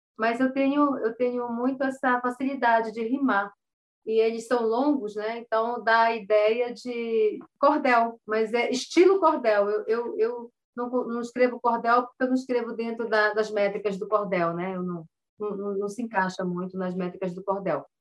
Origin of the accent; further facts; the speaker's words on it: São Paulo de Olivença, Amazonas, Brazil; moved away as an adult; also born or lived in Belém de Solimões, Amazonas / Manaus, Amazonas; now in Castanhal, Brazil; nasci em Belém de Solimões, aldeia do povo Tipuna, no Alto Solimões. Com nove anos de idade, fui para São Paulo de Olivença e foi a maior aldeia do povo cambeba antes de virar município. Lá eu me criei